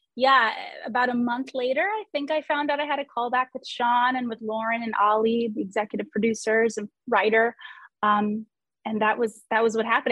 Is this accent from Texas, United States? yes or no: no; New York, United States; I'm born and raised in New York. I'm still here in New York